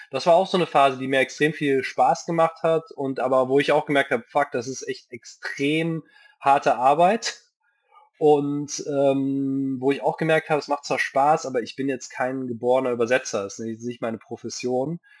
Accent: Japan; ich bin ja in Japan aufgewachsen, da gab es irgendwie kein Rating.

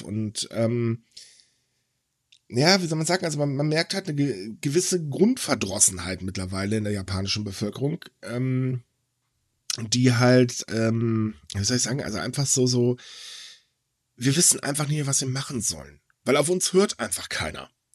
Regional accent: Germany; ich lebe gerne in Deutschland, juhu, weil das ist meine Heimat.

